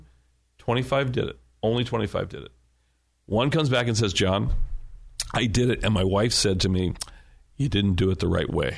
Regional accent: United States; I'm an American

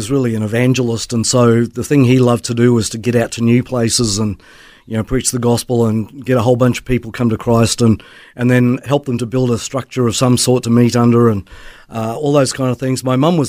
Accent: Papua New Guinea; also born or lived in Melbourne, Australia; Well, I was born in Melbourne, but raised in Papua New Guinea. My parents were missionaries there for two decades, and so grew up in the jungle in a missionary family.

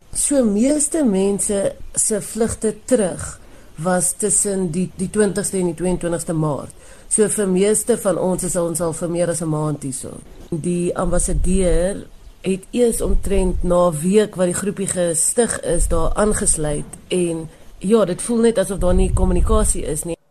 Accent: South Africa; Ons is almal Suid-Afrikaners wat net terug wil kom na ons land toe

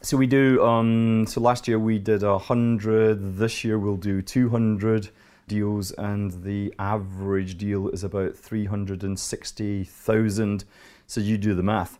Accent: Scotland, United Kingdom; Here I am, an accountant, an investment banker, and I'm Scottish

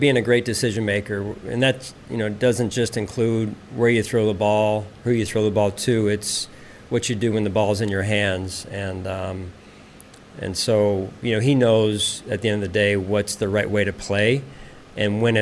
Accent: outside of Philadelphia, Pennsylvania, United States; moved away; growing up outside of Philadelphia, Pennsylvania

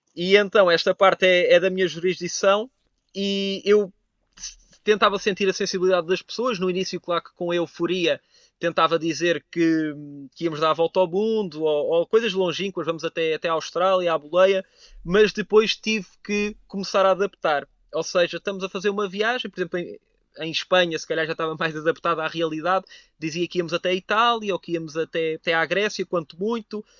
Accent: Cadaval, Lisbon, Portugal; Eu sou de uma aldeia pequenina do, do Conselho de Cadaval, que é o Painho

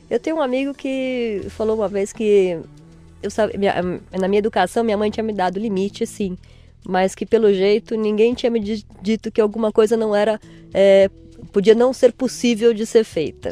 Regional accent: São Paulo, Brazil; Nasci em São Paulo

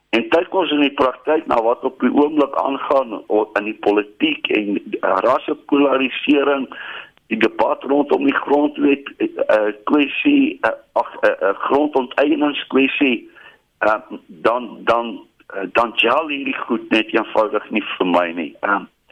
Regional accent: South Africa; first language Afrikaans; ek sien myself as 'n Suid-Afrikaner. Ek is Afrikaanssprekend

